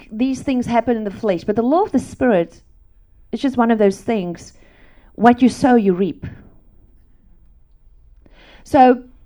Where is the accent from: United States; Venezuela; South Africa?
South Africa; English is a second language; I grew up in South Africa on a farm